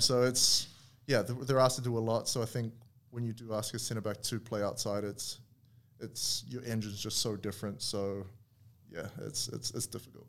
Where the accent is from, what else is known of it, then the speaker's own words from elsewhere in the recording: New Zealand; moved away as an adult; growing up in New Zealand